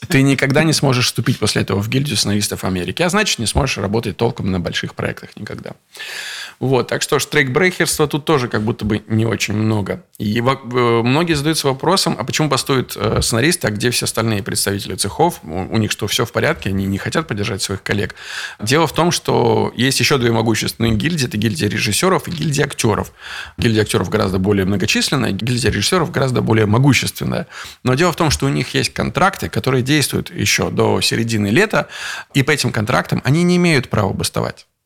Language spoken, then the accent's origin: Russian; Veliky Novgorod, Novgorod Oblast, Russia; из Петербурга мы в мой родной город привезли наш сериал